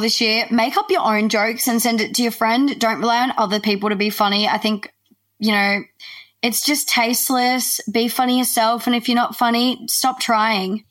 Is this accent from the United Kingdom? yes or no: no; Australia; we're Australian, we add like the E I onto the end of the word